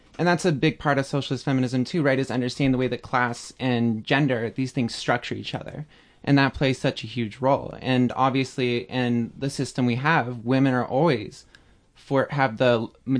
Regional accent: Bay Area, California, United States; moved away; I'm originally from California, from the Bay Area

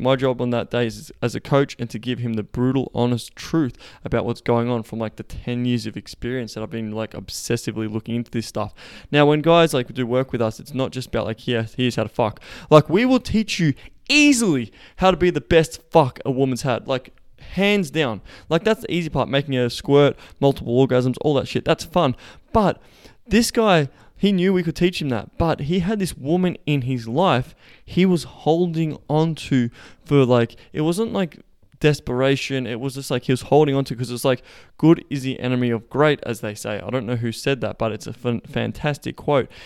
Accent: Melbourne, Victoria, Australia; moved away; we will be in Melbourne, my hometown

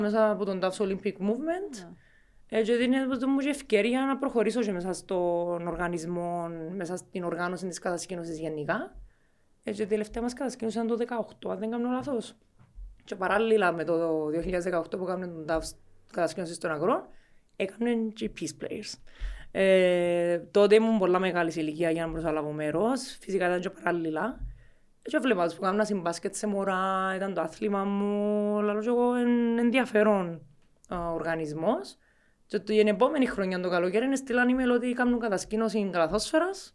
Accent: Cyprus; also born or lived in Muscat, Oman / England; μεγάλωσα κάποια χρόνια τη ζωή μου Κύπρο, κάποια χρόνια τη ζωή μου στο ΜΑΝ, στο Μουσκάτ

